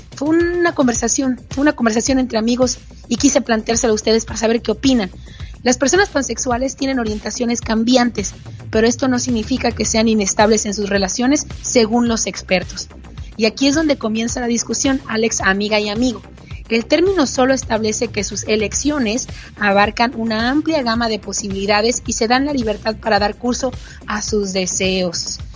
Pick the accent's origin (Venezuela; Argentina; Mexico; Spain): Mexico; en mi país